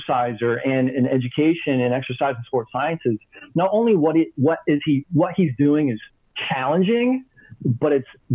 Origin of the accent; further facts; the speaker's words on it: Maine, United States; moved away as an adult; also born or lived in Southwest Florida / Salt Lake City; I was born. I grew up in Maine. I left Maine right after high school.